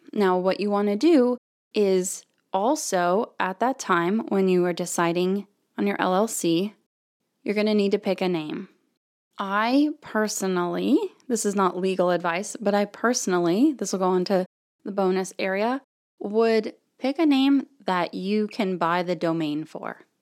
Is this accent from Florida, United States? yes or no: yes; Florida, United States; now in Texas, United States; where I grew up in Florida, the school district is the entire county